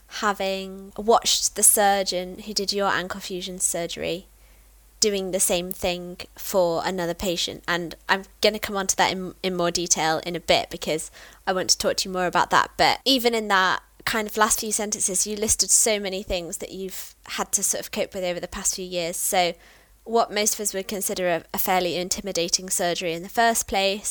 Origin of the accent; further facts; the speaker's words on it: Peak District, East Midlands, United Kingdom; I grew up in the Peak District